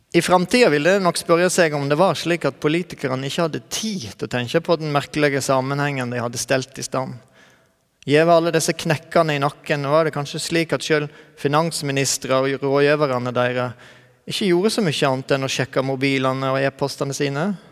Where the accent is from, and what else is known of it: Norway